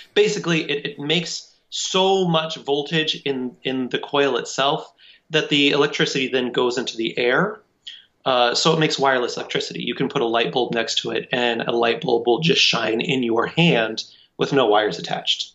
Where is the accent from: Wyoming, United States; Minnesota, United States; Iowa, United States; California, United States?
Wyoming, United States; Cheyenne; I would just been acting in community theater all of my life in Cheyenne, Wyoming